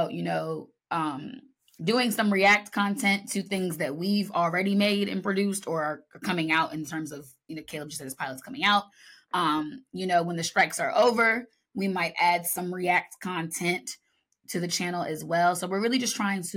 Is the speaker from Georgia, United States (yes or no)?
no; Washington, District of Columbia, United States; the theater where I took my first conservatory style acting class in my hometown.